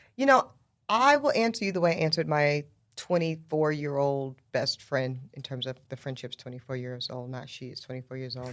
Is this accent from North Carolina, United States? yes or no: yes; Charlotte, North Carolina, United States; also born or lived in South Louisiana; I was raised in the South